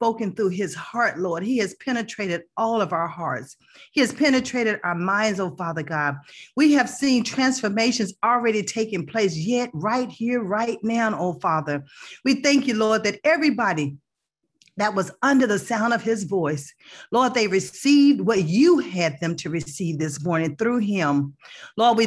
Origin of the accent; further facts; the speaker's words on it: Texas, United States; also born or lived in Plano, Texas / Allen, Texas; I am from Texas too